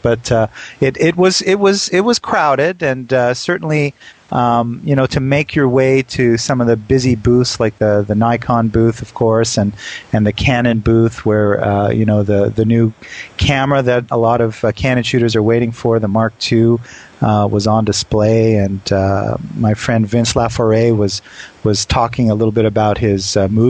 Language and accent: English; Canada; now in New York, United States; You know, I'm Canadian. I know what snowstorm is.